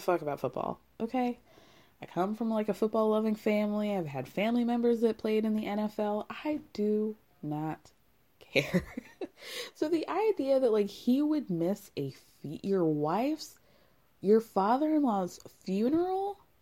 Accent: Illinois, United States; I'm from, I was born in Illinois

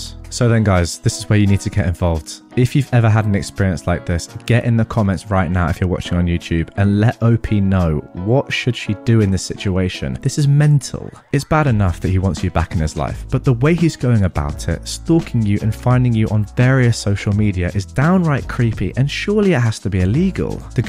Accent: Hawaii, United States; He's from the Caribbean. I grew up in Hawaii. My mum is American.

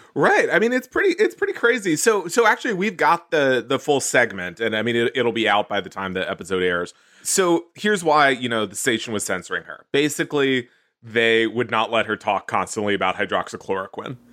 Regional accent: Houston, Texas, United States; Houston, uh, my hometown.

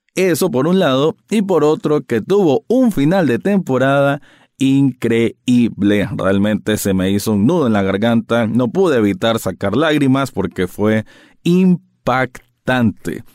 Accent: Nicaragua; como espectador nicaragüense

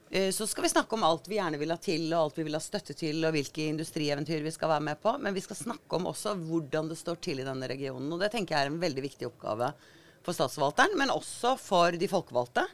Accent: Agder, Norway; moved away as an adult; also born or lived in Oslo; jeg flytta jo fra Agder for 40 år siden

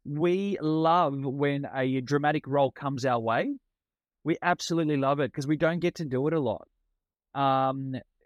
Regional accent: Melbourne, Victoria, Australia; first language Italian; English is a second language; Melbourne, where I'm from.

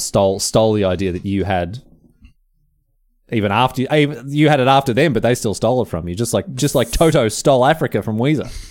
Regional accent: Australia; moved away as an adult; I'm moving back to Australia

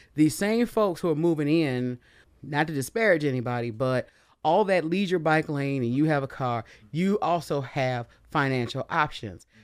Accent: Detroit, Michigan, United States; I grew up here and I spent summers in Georgia, but I grew up in Detroit

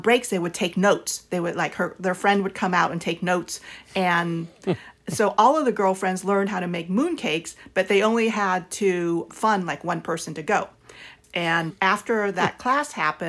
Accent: South Vietnam, Vietnam; now in Southern California, United States; we came from South Vietnam, where it's either hot or hotter

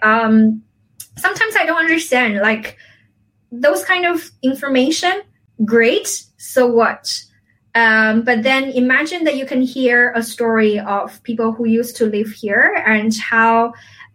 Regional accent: a village near Xiamen, Fujian, China; moved away; my hometown, it's not Xiamen, actually, it's my village.

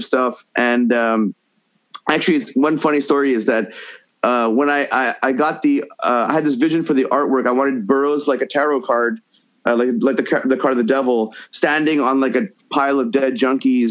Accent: Montreal, Quebec, Canada; moved away; In Montreal, my hometown

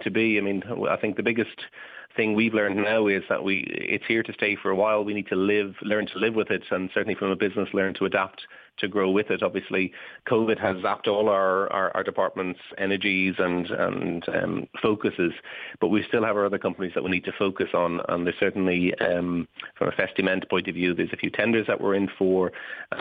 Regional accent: Ireland; as an Irishman, it's very important to me that we do have a presence here in Ireland

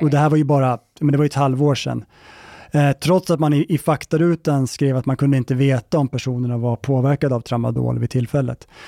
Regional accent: Gävle, Gävleborg County, Sweden; nu är jag uppväxt i Gävle

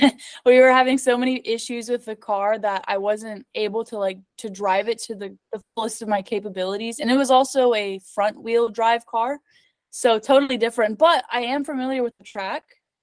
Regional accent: Los Angeles, California, United States; born there; And I was born in California. I was born in Los Angeles.

